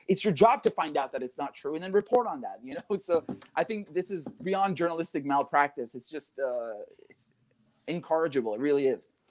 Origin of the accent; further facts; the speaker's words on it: United Kingdom; I'm a British citizen